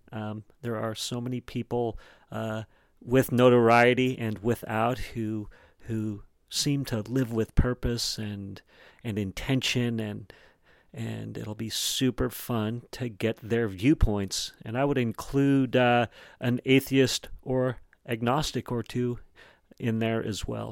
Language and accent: English; Wyoming, United States; accent: Wyoming English; I actually grew up in Wyoming